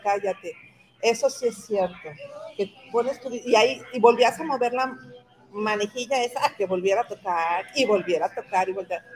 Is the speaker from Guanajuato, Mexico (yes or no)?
no; Ciudad Juárez, Chihuahua, Mexico; moved away; also born or lived in Monterrey; yo no soy de Monterrey, soy, soy de Chihuahua, pero en Monterrey, que también vivía ahí